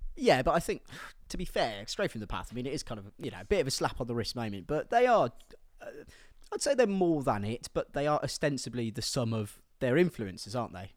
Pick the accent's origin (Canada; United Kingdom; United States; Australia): United Kingdom; Midlands; I'm from the Midlands